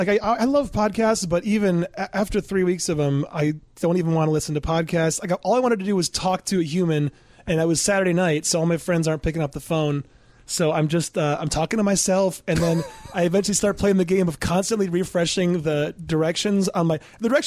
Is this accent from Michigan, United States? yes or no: yes; Michigan, United States; That, you know, I'm from Michigan and I could not care less about